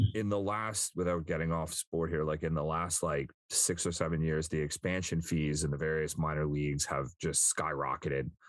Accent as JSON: {"language": "English", "area": "Long Island", "region": "New York", "country": "United States", "tie": "born or raised there", "said": "I grew up on Long Island where every uh, most people are absolutely fervent New York Islander fans"}